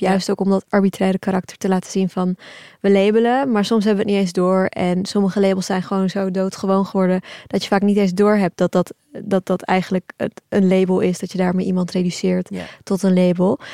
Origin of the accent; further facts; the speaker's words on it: Turkey; now in Netherlands; we zijn allemaal geboren in Turkije, mijn ouders en ik zelf